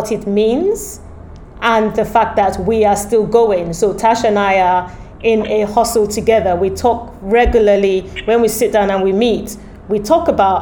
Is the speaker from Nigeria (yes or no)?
yes; Nigeria; I am Nigerian, but I'm not very Nigerian.